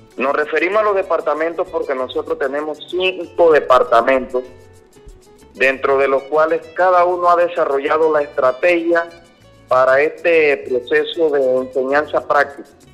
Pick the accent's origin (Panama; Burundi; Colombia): Panama; somos nosotros los panameños